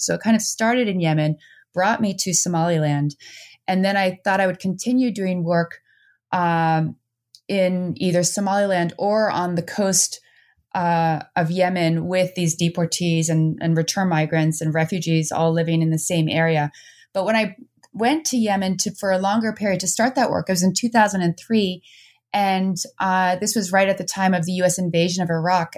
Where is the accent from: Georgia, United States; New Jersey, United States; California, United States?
New Jersey, United States; also born or lived in Netherlands; now in Vermont, United States; I moved to New Jersey